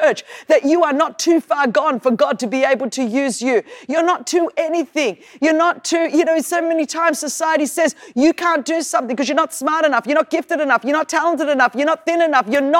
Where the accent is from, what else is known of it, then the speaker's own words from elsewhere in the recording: Sydney, New South Wales, Australia; accent: Australian; I was born in Sydney, Australia